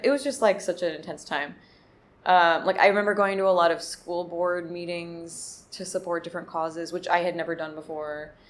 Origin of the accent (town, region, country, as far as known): Montclair, New Jersey, United States; born or raised there; also born or lived in Overland Park, Kansas; now in Brooklyn, United States